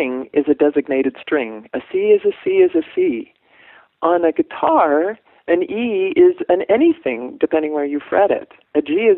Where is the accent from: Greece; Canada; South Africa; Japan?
Canada; moved away as an adult; also born or lived in Canadian Prairies / West Coast of Canada; now in Oakland, United States; I'm a Canadian. I grew up on the prairies and on the West Coast. I moved here to marry Tony